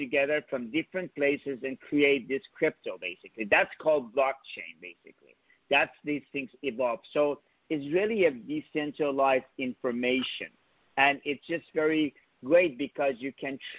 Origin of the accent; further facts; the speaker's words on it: New York, United States; moved away as an adult; now in Silicon Valley, United States; I'm a New Yorker and been here